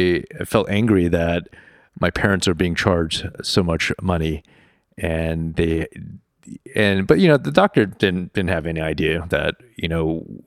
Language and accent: English; Chicago, Illinois, United States; also born or lived in Houston, United States; growing up in Chicago and Houston and doing part of my training in New York City and being constantly exposed to the problems facing those living in poverty